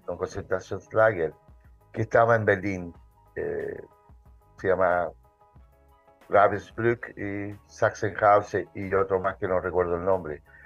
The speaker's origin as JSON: {"language": "Spanish", "town": "Santiago", "region": "Santiago Metropolitan Region", "country": "Chile", "tie": "born or raised there", "said": "soy santiaguino, nací en Santiago"}